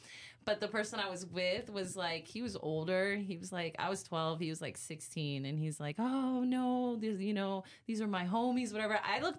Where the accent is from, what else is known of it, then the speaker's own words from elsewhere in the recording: Orlando, Florida, United States; In Orlando, Florida.